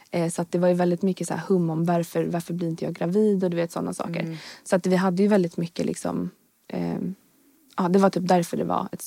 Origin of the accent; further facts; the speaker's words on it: Skogås, Stockholm County, Sweden; jag är från Stockholm. Ja. Jag är född i, alltså jag bodde i Skogås när jag var liten.